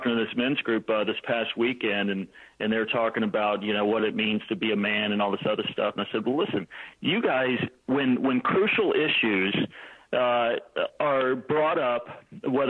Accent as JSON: {"language": "English", "region": "Texas", "country": "United States", "said": "I hail from Texas"}